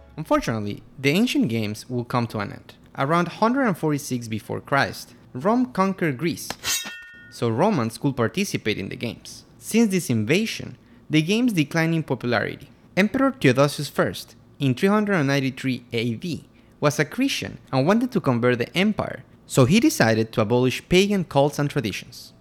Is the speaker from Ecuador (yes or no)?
yes; Quito, Pichincha, Ecuador; I'm from Quito, Ecuador